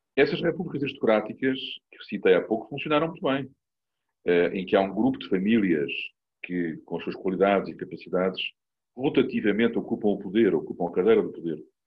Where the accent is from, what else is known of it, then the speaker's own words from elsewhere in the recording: Portugal; sou português e cidadão português do meu país